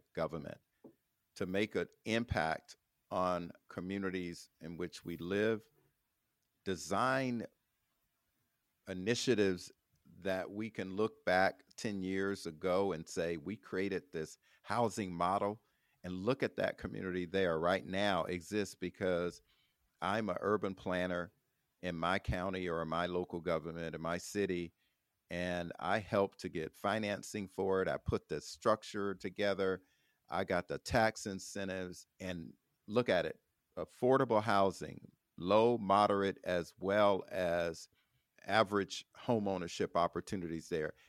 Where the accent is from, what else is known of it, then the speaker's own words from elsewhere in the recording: Florida, United States; my home state of, of Florida